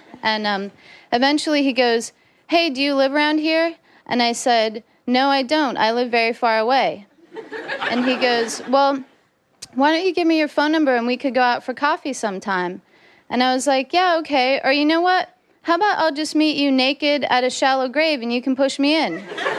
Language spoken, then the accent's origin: English; Los Angeles, California, United States; moved away; I grew up in Los Angeles, and I had some kind of weird times when I lived out there.